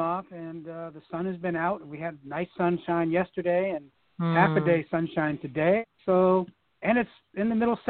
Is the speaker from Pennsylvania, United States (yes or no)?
no; Miami, Florida, United States; moved away as an adult; now in Virginia, United States; I was born and raised in Miami and lived there for many years.